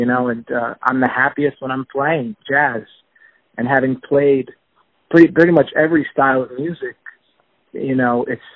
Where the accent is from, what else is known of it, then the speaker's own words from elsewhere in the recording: Marlboro, New Jersey, United States; also born or lived in Boston / New York / Florida; I grew up in Marlborough, New Jersey, which is about 45 minutes from the city. I spent my whole childhood there